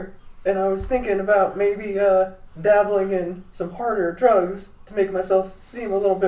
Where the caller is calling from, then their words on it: Hays, Kansas, United States; Oh, I'm calling from Hayes, Kansas.